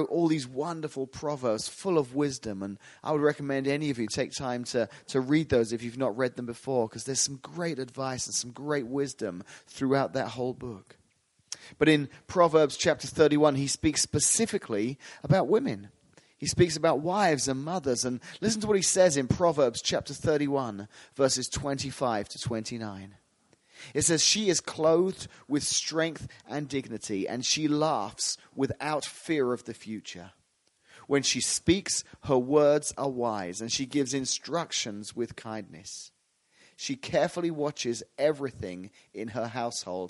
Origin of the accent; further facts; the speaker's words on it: England, United Kingdom; moved away; I'm from England originally, so you'll hear the word mum a lot today.